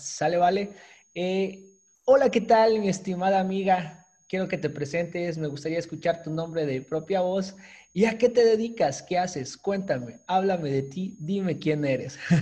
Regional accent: Chiapas, Mexico; nosotros somos del estado de Chiapas. Eh, acá en el sur de, la República Mexicana.

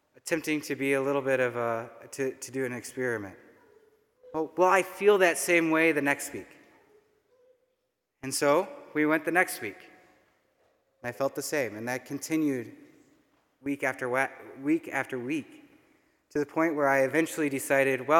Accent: Roscoe, Illinois, United States; I grew up in Roscoe, Illinois, so just north of here, not too far

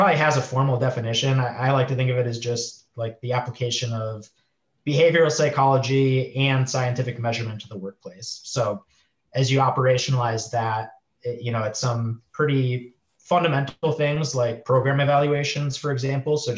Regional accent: Milwaukee, Wisconsin, United States; moved away as an adult; also born or lived in Chicago, United States / Minneapolis, United States; now in San Diego, United States; I'm from the Midwest. So grew up around like Wisconsin area, Milwaukee, went to school in Wisconsin

